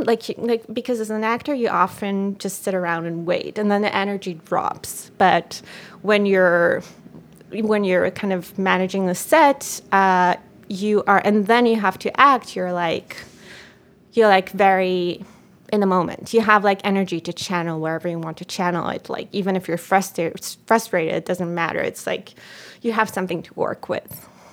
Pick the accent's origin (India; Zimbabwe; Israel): Israel; first language Hebrew; English is a second language; moved away as an adult; now in United States; when I speak Hebrew, my voice becomes, it's almost like I'm, I'm a kid again